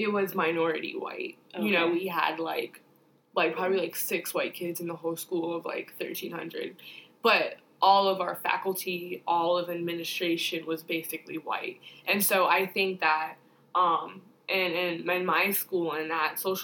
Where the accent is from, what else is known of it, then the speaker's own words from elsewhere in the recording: Chicago, Illinois, United States; moved away; I am from Chicago